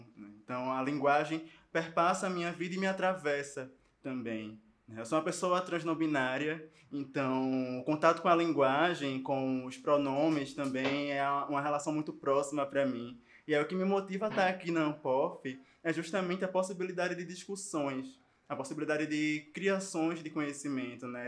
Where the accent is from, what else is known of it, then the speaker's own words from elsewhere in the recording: Recife, Pernambuco, Brazil; Eu sou de Pernambuco, sou de Recife